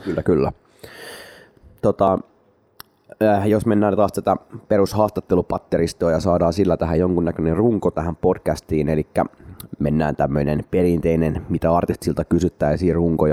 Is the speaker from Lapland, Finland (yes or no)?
no; Espoo, Uusimaa, Finland; minä ja Matti olemme espoolaisia keskiluokkaisia tylsiä ihmisiä